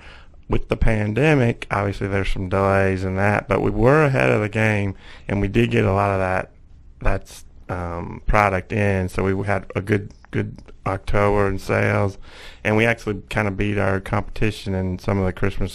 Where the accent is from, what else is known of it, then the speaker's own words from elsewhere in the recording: Kentucky, United States; born there; also born or lived in Tennessee / Georgia; now in Finley, United States; I've been from the South most of my life, but now I call Finley home after 17 years up here. But born in Kentucky, lived in Tennessee and Georgia.